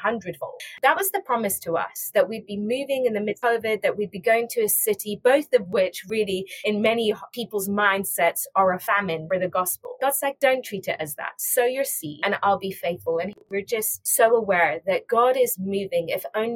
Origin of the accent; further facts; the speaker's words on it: England, United Kingdom; moved away as an adult; also born or lived in Iran / South Africa; now in Boston, United States; I was born in Iran, grew up in England, studied in England